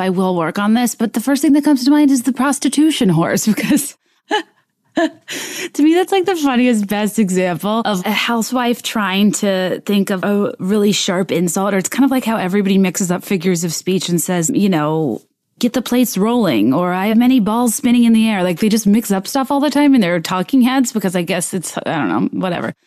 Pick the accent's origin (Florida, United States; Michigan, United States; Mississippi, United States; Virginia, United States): Virginia, United States; Richmond; also born or lived in San Diego, California; My parents did choose to move to Richmond, Virginia